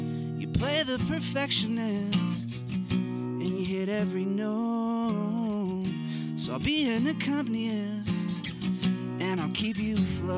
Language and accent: English; Albuquerque, New Mexico, United States; There's these little flowers in New Mexico, where I'm from. I'm from Albuquerque, New Mexico.